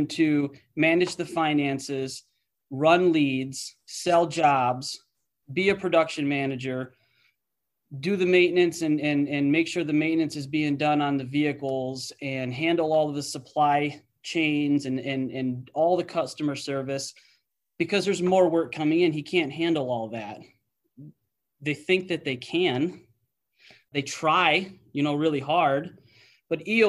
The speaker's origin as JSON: {"language": "English", "region": "Illinois", "country": "United States", "tie": "born or raised there", "also_born_or_lived": "Wisconsin / Michigan", "moved": "as an adult", "said": "my hometown in Illinois"}